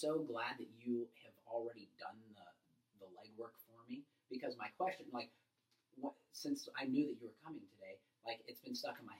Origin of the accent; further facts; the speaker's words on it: Florida, United States; I grew up in Florida.